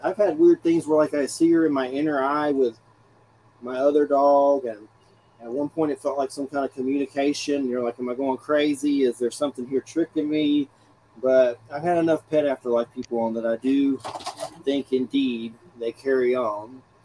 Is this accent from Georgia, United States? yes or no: yes; Georgia, United States; I'm from Georgia